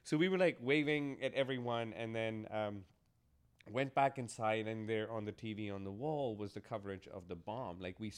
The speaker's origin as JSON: {"language": "English", "country": "United States", "said": "the best would be for us to travel back to the U.S. because I'm American. And for us to get married here, because then I would be getting married on home turf"}